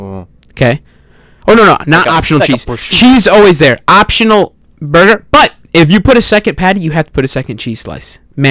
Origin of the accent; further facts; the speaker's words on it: Chicago, Illinois, United States; I'm from Chicago. I live an hour away from Chicago.